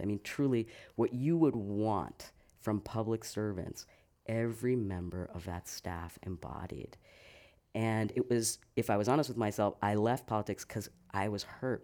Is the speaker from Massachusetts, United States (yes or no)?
yes; south of Boston near Cape Cod, Massachusetts, United States; moved away as an adult; also born or lived in New York City / Tucson, Arizona; now in San Francisco, United States; I grew up in Massachusetts, uh, just south of Boston near Cape Cod